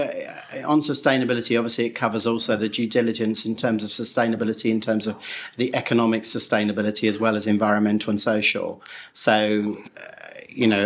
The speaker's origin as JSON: {"language": "English", "region": "England", "country": "United Kingdom", "said": "I say that as an Englishman myself"}